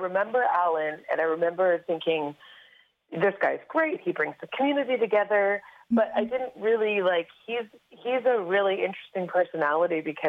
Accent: Grande Prairie, Alberta, Canada; raised in Grand Prairie, Alberta

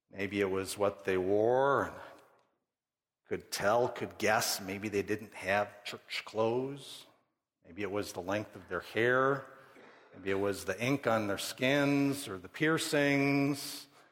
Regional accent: Midwest, United States; I grew up born in the Midwest, middle class, moral upbringing

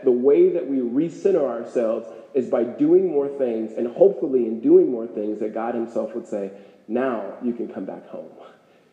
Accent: Los Angeles, California, United States; moved away as an adult; now in Phoenix, United States; I grew up in California.

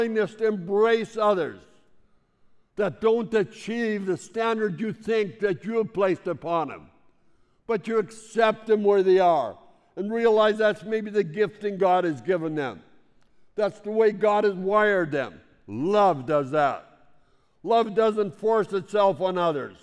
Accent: Saskatchewan, Canada; I grew up in Saskatchewan

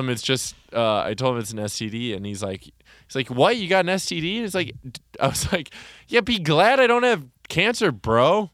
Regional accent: Wauwatosa, Wisconsin, United States; also born or lived in Oconomowoc, Wisconsin / Milwaukee, Wisconsin; in the first town I grew up in, there was one black kid. And then when I moved to Wauwatosa, Wisconsin, I moved from Oconomowoc

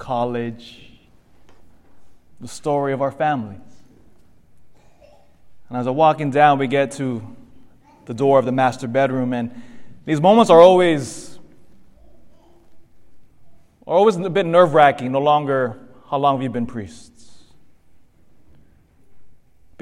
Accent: Elk Grove, California, United States; also born or lived in Philippines (ancestry) / Davis, California; my family's from the Philippines, but I was born here, raised in, here in the States. In fact, grew up in Elk Grove

